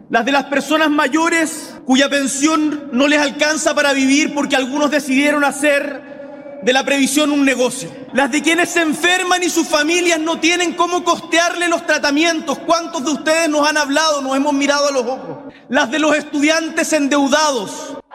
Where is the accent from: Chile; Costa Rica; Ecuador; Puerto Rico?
Chile; Magallanes and Chilean Antarctica; las zonas más aisladas de nuestro país, como el Magallanes de donde vengo